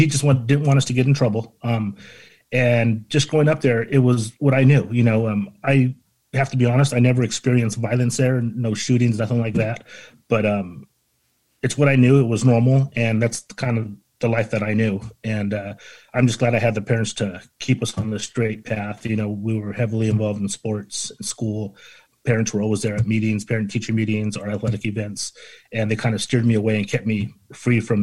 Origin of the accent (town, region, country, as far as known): Hawaiian Gardens, California, United States; born or raised there